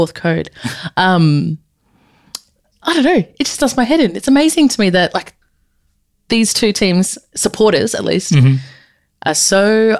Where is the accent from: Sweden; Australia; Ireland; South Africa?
Australia; When I was growing up in Australia